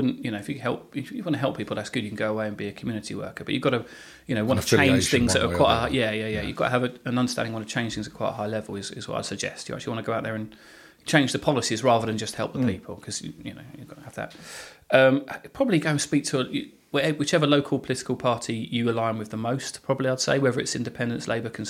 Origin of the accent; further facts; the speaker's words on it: Hadley, United Kingdom; I grew up in the Salvation Army at Hadley, which was a lovely place to grow up